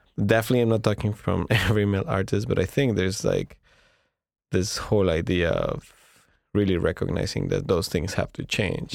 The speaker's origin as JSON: {"language": "English", "country": "Mexico", "moved": "as an adult", "lives_now": "Montreal, Canada", "said": "we're Mexicans, but we're really talking from Montreal."}